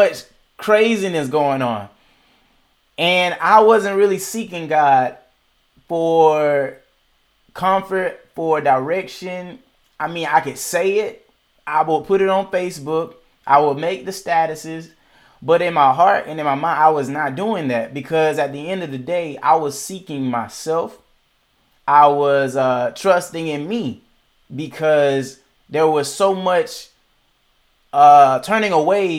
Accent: Macon, Georgia, United States; also born or lived in Atlanta, Georgia; my city of Macon, Georgia, where I am now

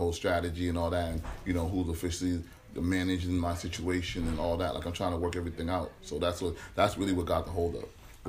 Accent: Brockton, Massachusetts, United States; also born or lived in Boston; I'm from Brockton. I was actually born in Boston, though.

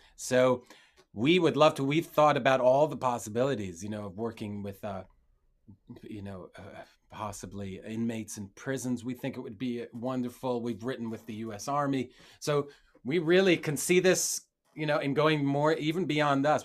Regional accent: Israel; I grew up in Israel

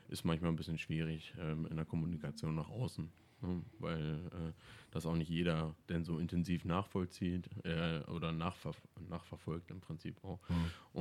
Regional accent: Ohndorf, Lower Saxony, Germany; in Ohnorf bin ich natürlich aufgewachsen

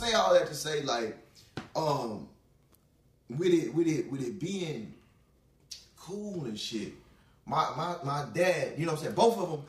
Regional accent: Houston, Texas, United States; I'm from Houston.

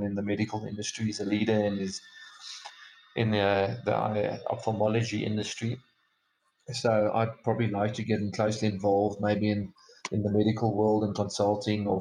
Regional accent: South Africa; myself as a South African

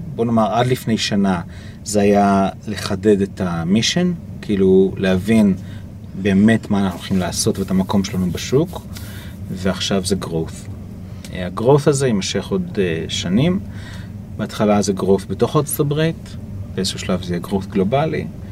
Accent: Israel; אני מישראל

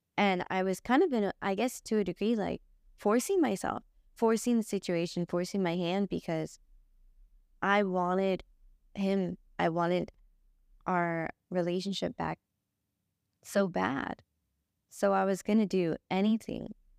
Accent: Los Angeles, California, United States; I grew up here in Los Angeles with my grandparents

